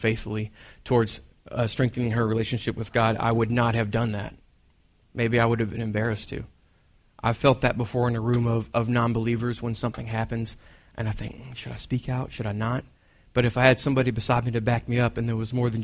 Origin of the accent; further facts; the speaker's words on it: Texas, United States; I'm from Texas